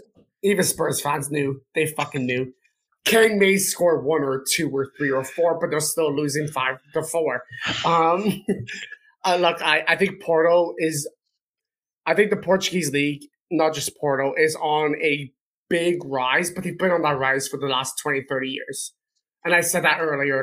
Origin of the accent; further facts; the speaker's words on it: Canada; as a Canadian